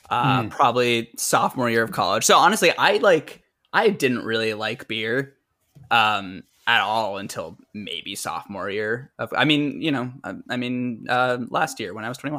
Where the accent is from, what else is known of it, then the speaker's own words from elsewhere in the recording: Boston, Massachusetts, United States; I'm from Boston.